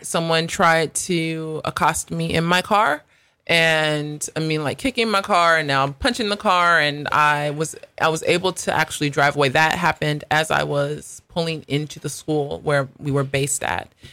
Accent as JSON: {"language": "English", "country": "United States", "also_born_or_lived": "South Africa", "accent": "American", "moved": "as an adult"}